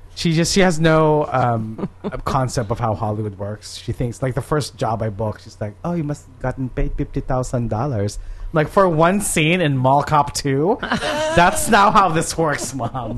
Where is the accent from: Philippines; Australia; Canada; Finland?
Philippines; now in United States; I grew up in the Philippines